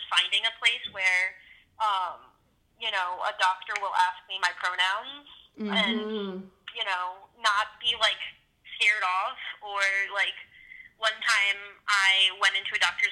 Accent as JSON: {"language": "English", "region": "New Jersey", "country": "United States", "said": "I'm from New Jersey"}